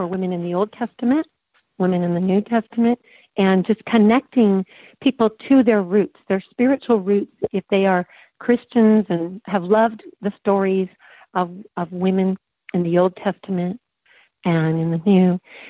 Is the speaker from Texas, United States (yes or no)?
no; Coronado, California, United States; born there; By the way, I was born in Coronado, so San Diego is my original stomping ground at age two.